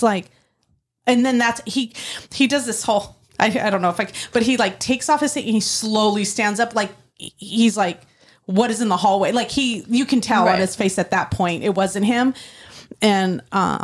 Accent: Oklahoma, United States; I'm from Oklahoma.

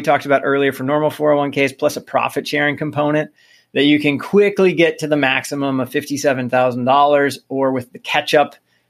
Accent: Midwest, United States; I'm from the Midwest.

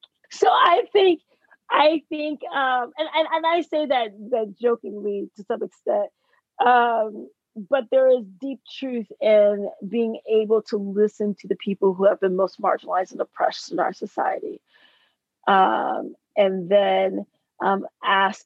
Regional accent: United States; I learned that I was Black American because I traveled internationally as a teenager. I knew the power of my passport since the age of 14

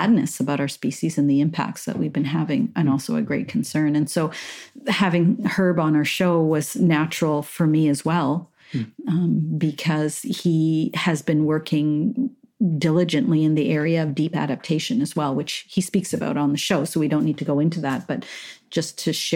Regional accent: Montreal, Quebec, Canada; I grew up in Montreal, pretty urban environment

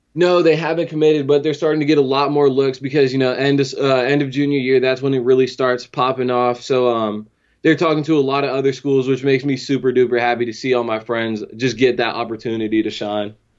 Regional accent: Fredericksburg, Virginia, United States; born and raised in Fredericksburg

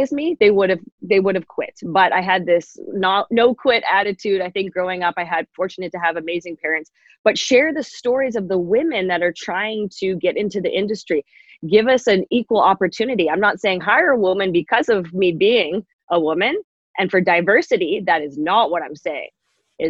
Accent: Canada; Being Canadian

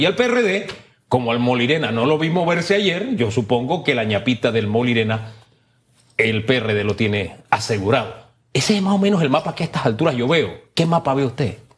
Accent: Panama; uno como panameño

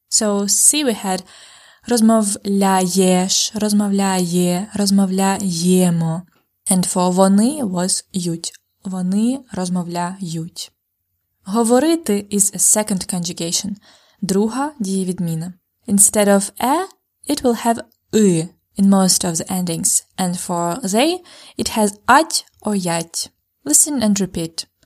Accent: Ukraine; А моя рідна мова українська.

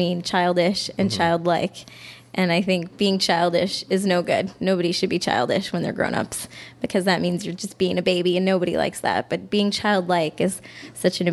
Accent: Cornwall, Ontario, Canada; also born or lived in Toronto; now in Montreal, Canada; I grew up in Cornwall, which is half that size

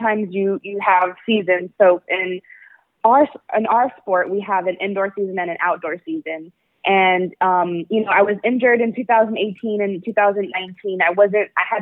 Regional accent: El Paso, Texas, United States; also born or lived in Austin, Texas; am from El Paso, Texas. I grew up with my Mexican side of my family

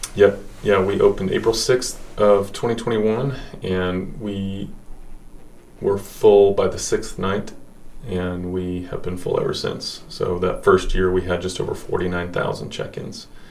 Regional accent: Broken Arrow, Oklahoma, United States; moved away as an adult; now in Oklahoma City, United States; I grew up in Broken Arrow, Oklahoma

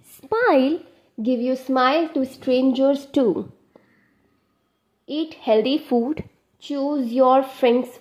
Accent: Delhi, India; I am from Delhi.

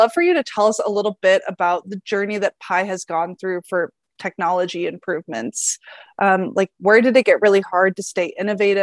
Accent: Northern California, United States; moved away; I have memories of going to Del Taco in my childhood because I was born and lived in Northern California

